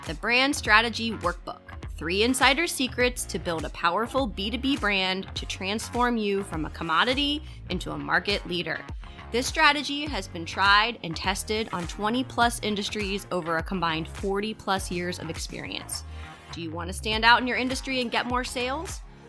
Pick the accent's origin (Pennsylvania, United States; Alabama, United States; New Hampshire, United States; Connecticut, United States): Pennsylvania, United States; Philadelphia; So, you know, I grew up in Philly. We didn't have a ton.